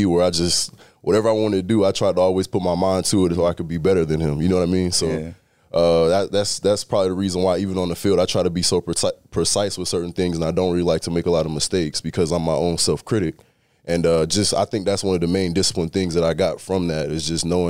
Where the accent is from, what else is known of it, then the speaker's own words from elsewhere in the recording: Georgia, United States; I mean, I'm a kid from South Georgia.